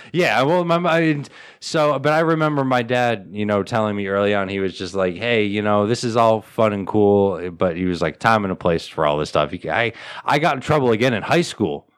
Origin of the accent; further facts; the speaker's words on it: United States; I, as an American